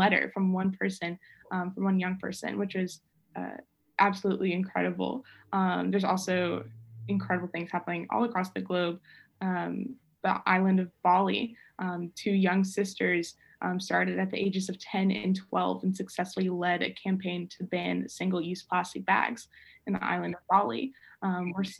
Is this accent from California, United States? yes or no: no; Georgia, United States; especially growing up in Georgia